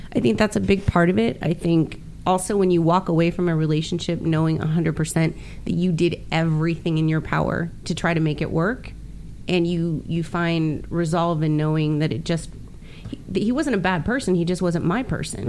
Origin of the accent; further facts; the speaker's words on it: Miami, Florida, United States; moved away as an adult; also born or lived in Texas; now in California, United States; growing up in Miami